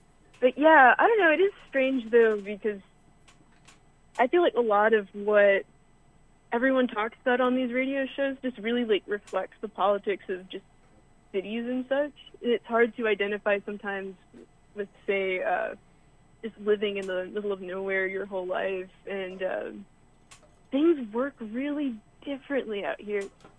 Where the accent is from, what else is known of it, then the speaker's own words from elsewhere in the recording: Western North Carolina, United States; also born or lived in Tennessee; I go to school in the middle of nowhere, Tennessee. I'm from the middle of nowhere in Western North Carolina, where it's just easier to tell people like, oh yeah, I'm from Asheville.